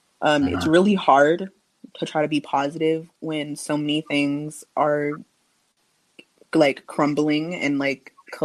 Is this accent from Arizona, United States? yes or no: yes; Phoenix, Arizona, United States; also born or lived in Santa Monica; I was born in Santa Monica, California. {S0} Okay. {S1} Then I moved to Phoenix when I was younger.